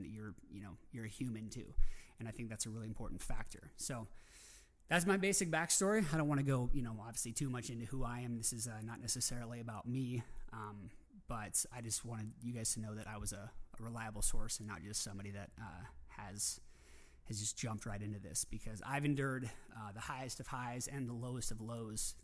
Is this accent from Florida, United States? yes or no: no; Coeur d'Alene, Idaho, United States; my hometown in Coeur d'Alene, Idaho